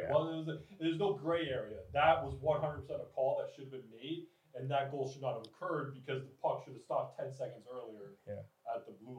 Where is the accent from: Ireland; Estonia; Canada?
Canada; being Canadian and whatever.